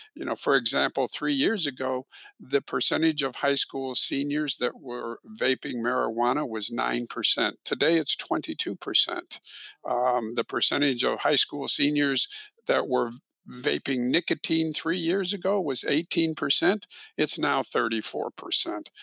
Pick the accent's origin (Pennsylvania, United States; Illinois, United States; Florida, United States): Illinois, United States; also born or lived in Texas; now in Houston, United States; I'm originally from Illinois